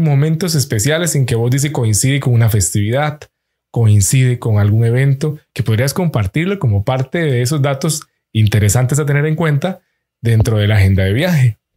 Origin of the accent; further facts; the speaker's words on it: Imbabura, Ecuador; Los escuché un ratito, recordé mi tierra. Para los que son oriundos, decimos la palabra de ahí